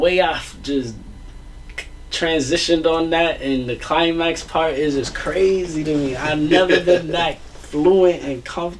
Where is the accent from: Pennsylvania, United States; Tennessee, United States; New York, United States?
New York, United States; I'm from New York.